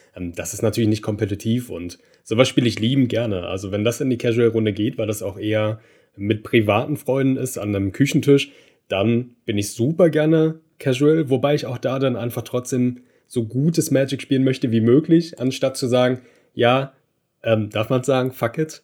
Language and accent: German; Berlin, Brandenburg, Germany; ich bin gebürtiger Berliner und habe aber mit der Familie so außerhalb von Berlin gewohnt, also am Randgebiet, dann schon eher Brandenburg